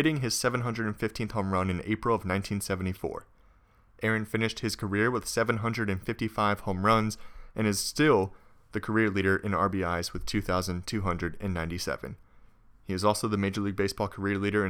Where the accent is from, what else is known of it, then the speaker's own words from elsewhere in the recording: Virginia, United States; I grew up in Virginia